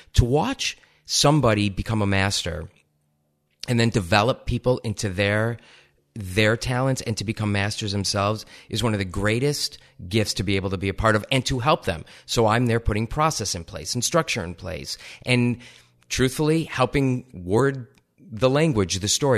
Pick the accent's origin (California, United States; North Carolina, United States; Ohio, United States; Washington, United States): Ohio, United States; moved away as an adult; also born or lived in East Lansing, Michigan; I grew up in Ohio